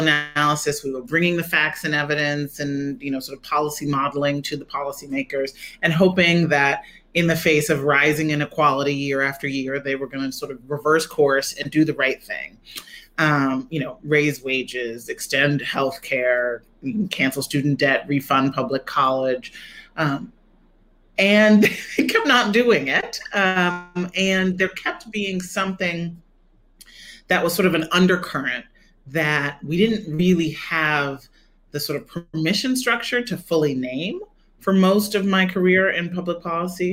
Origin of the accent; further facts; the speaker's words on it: Chicago, Illinois, United States; I grew up in Chicago